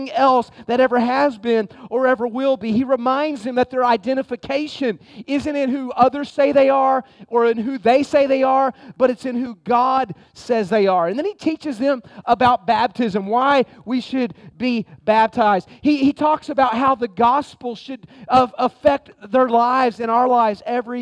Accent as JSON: {"language": "English", "country": "United States", "said": "I'm American"}